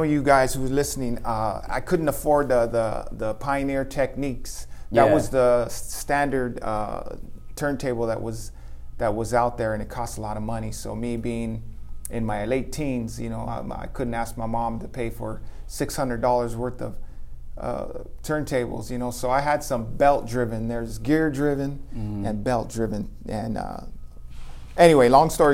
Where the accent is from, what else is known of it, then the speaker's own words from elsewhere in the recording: Los Angeles, California, United States; I'm from LA. I grew up in Echo Park